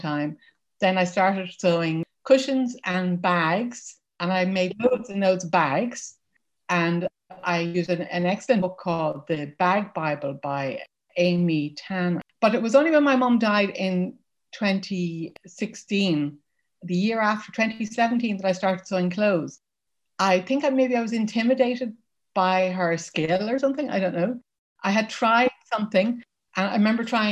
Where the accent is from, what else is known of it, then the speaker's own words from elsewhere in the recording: Dublin, Leinster, Ireland; moved away as an adult; now in County Wexford, Ireland; I'm from Dublin, which is the capital city where I lived until 6 years ago when we moved to rural Ireland.